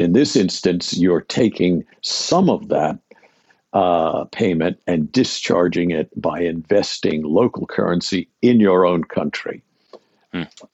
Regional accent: Pittsburgh, Pennsylvania, United States; I grew up in Pittsburgh, Pennsylvania, a very long time ago

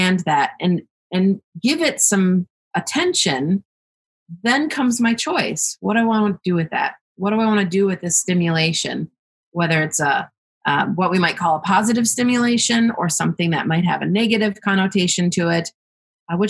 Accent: United States; me growing up in this country, being an American

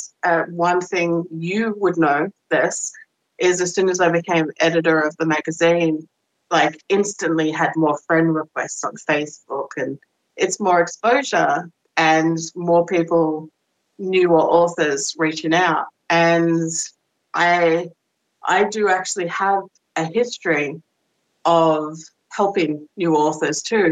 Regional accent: Australia; moved away as an adult; I'm Australian

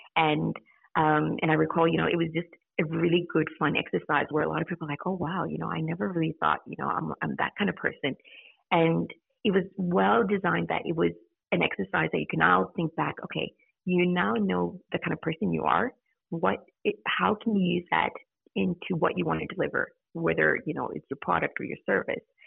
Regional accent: Zimbabwe; moved away as an adult; also born or lived in United States; now in Australia; I originally grew um, was born in Zimbabwe, yep. um, but I grew up in the States and was yes. there for a couple of years. And then our family moved back to Zimbabwe.

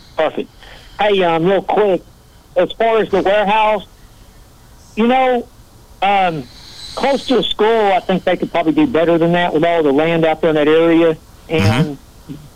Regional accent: Dallas, Texas, United States; I'm from Dallas

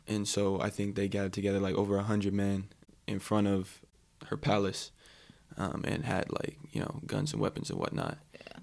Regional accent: Ka'u, Big Island of Hawaii, United States; moved away as an adult; also born or lived in Walnut Creek, California; now in Oregon, United States; I grew up in a more rural area of Hawaii. So like I said, I'm from Kau originally

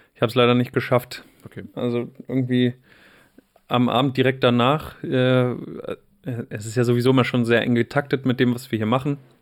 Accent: Wolfsburg, Lower Saxony, Germany; Wolfsburg hatte eine Zeit lang auch ganz schön krasse Ecken

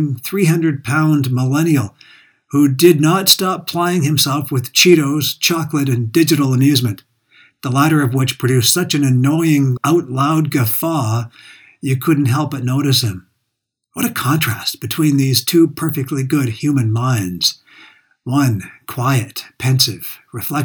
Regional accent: Calgary, Alberta, Canada; my hometown, Calgary

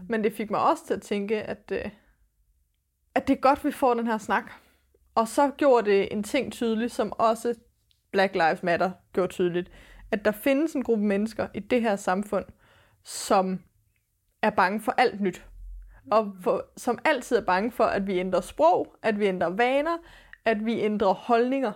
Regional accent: Denmark; vi er født i Danmark med den hudfarve

